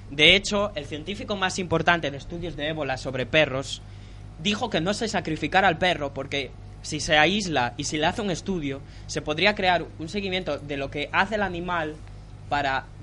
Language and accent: Spanish; Spain